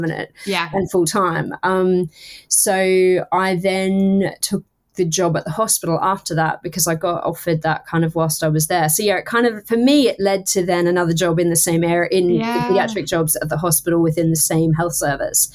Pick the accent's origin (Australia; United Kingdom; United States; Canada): Australia; Townsville, Queensland; I was the first year in Townsville, in my hometown